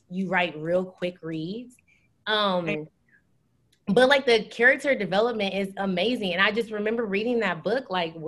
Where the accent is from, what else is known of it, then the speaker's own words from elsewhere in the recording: Illinois, United States; also born or lived in Springfield, Illinois; We're from Illinois. We both live in Springfield, Illinois